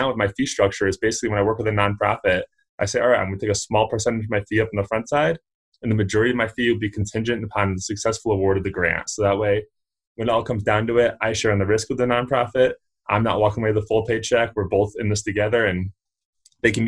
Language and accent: English; Connecticut, United States; now in Fort Collins, United States; So I'm actually originally from the East Coast. I come from Connecticut